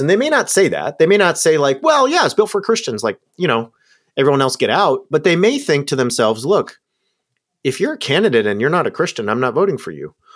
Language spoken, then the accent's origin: English; Southern California, United States; I grew up in Southern California.